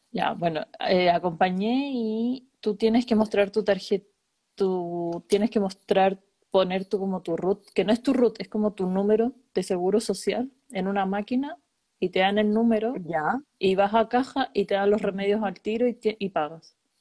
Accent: Chile; moved away as an adult; also born or lived in Denmark; now in Germany; me fui de Chile

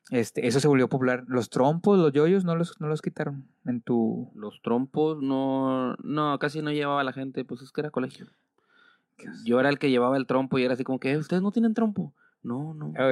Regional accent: Mexico; Soy mexicano, sí les puedo decir eso.

